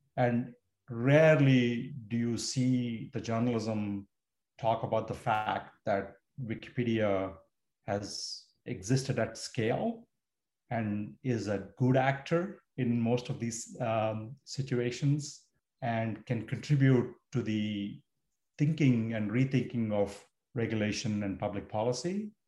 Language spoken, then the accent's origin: English; India; moved away as an adult; now in United States; I grew up in India. I moved to the US to study